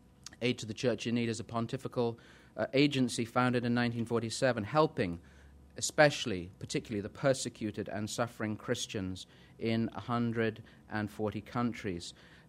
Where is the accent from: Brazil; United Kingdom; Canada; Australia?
United Kingdom; England; now in New England, United States; as you can tell, I'm English, even though I'm in New England. I'm from Old England.